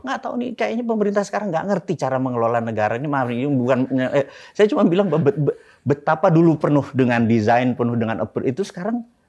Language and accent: Indonesian; Indonesia; first language Javanese; Indonesian is a second language; gua dilahirkan di di Indonesia di sebuah keluarga kecil